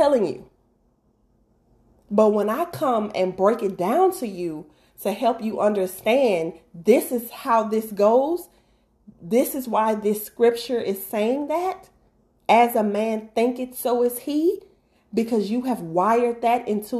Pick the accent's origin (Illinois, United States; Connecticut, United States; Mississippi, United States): Mississippi, United States; moved away; I'm originally from Mississippi